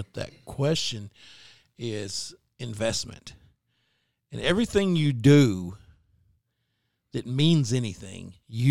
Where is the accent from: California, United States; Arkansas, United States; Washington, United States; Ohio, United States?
Arkansas, United States; Greenbrier; Now, Clint, me and Matt, we're from Greenbrier.